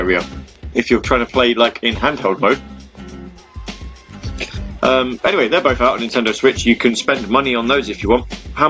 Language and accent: English; United Kingdom; Because I'm British, you see, so I have to be a little bit... I have to be a little bit camp.